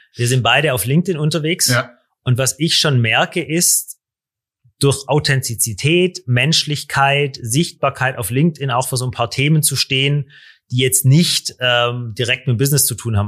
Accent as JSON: {"language": "German", "area": "Stuttgart area", "region": "Baden-Württemberg", "country": "Germany", "said": "ich komme aus der Stuttgarter Gegend, da haben wir die Ingenieure"}